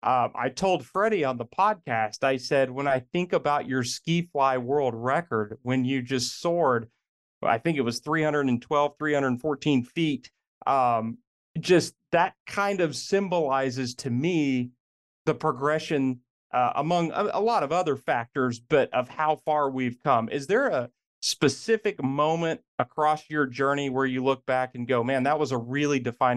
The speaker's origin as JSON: {"language": "English", "region": "South Central", "country": "United States", "tie": "born or raised there", "said": "especially as a kid growing up in the South Central region."}